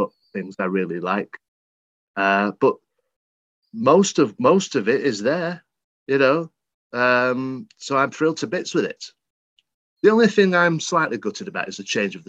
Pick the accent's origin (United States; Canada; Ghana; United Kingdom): United Kingdom; Worsley, North West England; I'm not from Birmingham, but I'm from the Northwest. So I'm from Manchester, Worsley, the seat of the Industrial Revolution